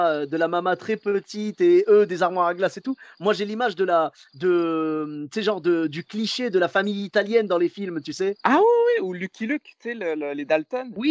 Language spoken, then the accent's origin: French; Morocco; Moi, je suis marocain.